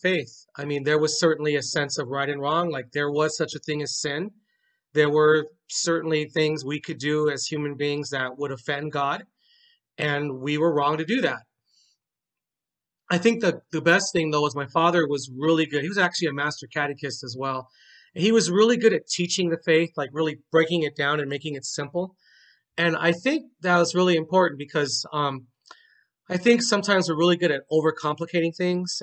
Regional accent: Carson, California, United States; I was born in Carson, California

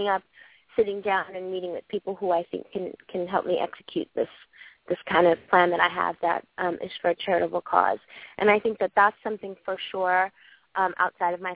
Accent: New York City, New York, United States; I'm from Brooklyn.

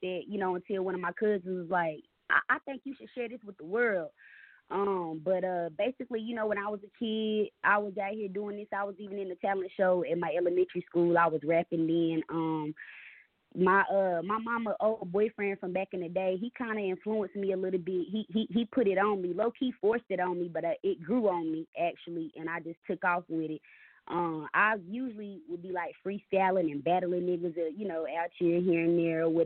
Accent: Gastonia, North Carolina, United States; I'm calling in from Gastonia, North Carolina, born and raised

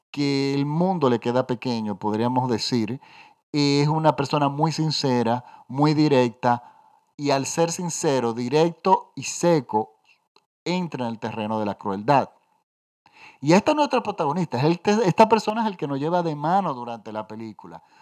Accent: Dominican Republic; Yo soy dominicano, y yo tengo un tío que se fue en el año 52 o 53 aproximadamente de la República Dominicana

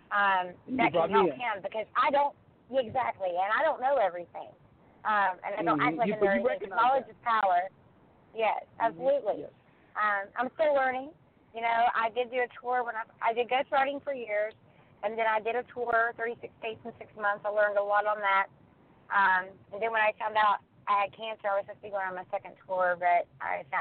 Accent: West Virginia, United States; now in Los Angeles, United States; I'm originally from West Virginia. I moved here.

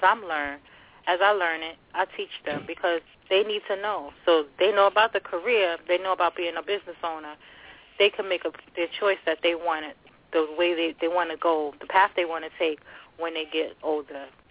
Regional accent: New York City, New York, United States; also born or lived in Long Island City, New York / Jersey City, New Jersey; now in New York, United States; My home city, my hometown is Long Island City, New York. Raised in the Bronx

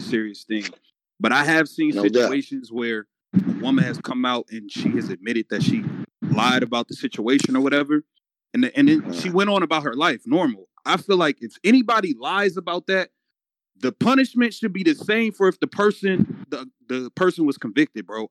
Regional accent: Chicago, Illinois, United States; I'm from Chicago

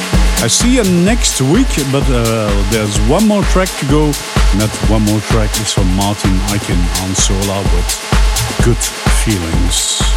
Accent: Leuven, Flanders, Belgium; And I'm from Leuven, around Leuven, of course, over here in Belgium.

